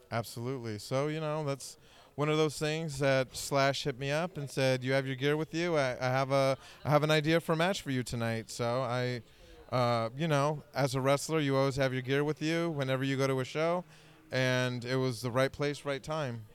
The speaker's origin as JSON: {"language": "English", "area": "Bay Area", "region": "California", "country": "United States", "tie": "born or raised there", "said": "growing up in the Bay Area, coming out as a teenager"}